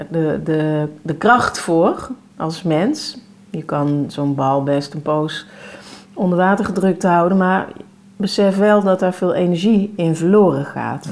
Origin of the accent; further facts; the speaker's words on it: North Brabant, Netherlands; ik kom uit Brabant